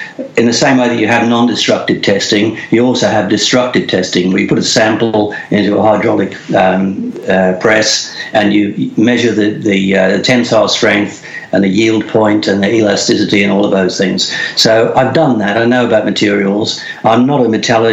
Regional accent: England, United Kingdom; born in England, and when I left school, I went to did an apprenticeship

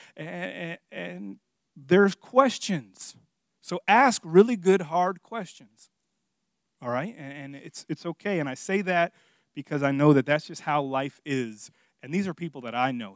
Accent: Miami, Florida, United States; moved away; I'm from Miami, in case you guys don't know, and, and, and I'm Hispanic

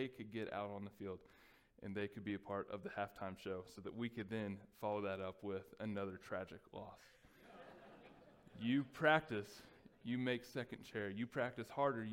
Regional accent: Texas, United States; growing up in Texas

